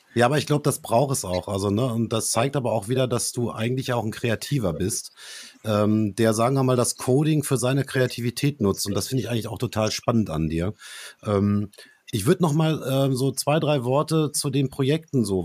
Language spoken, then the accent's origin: German; Dortmund, North Rhine-Westphalia, Germany; bei uns in Dortmund